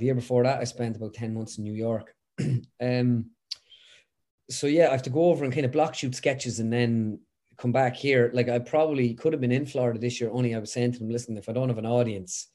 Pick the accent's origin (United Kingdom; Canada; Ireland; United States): Ireland; Westmeath, Leinster; I'm like from Westmead, so we've the Leinster Championship